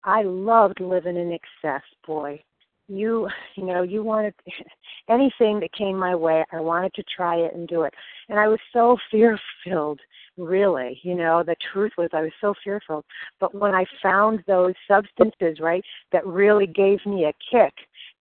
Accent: Connecticut, United States; also born or lived in Naples, Florida; I'm from Connecticut.

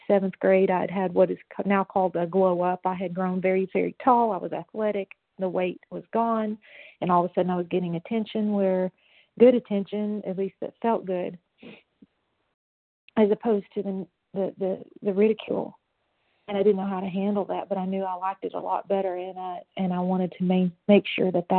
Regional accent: Knoxville, Tennessee, United States; I was born in Knoxville, Tennessee.

